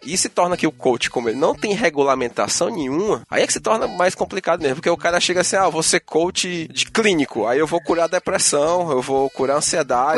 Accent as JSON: {"language": "Portuguese", "region": "Ceará", "country": "Brazil", "said": "eu sou do Ceará"}